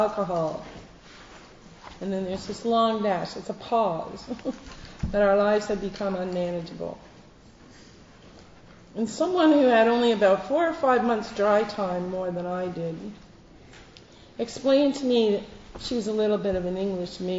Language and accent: English; Canada; now in United Kingdom; I'm not American, I'm Canadian